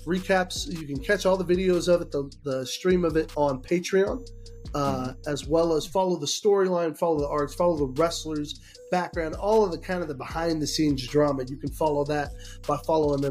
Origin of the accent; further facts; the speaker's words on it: Kansas, United States; I'm from Kansas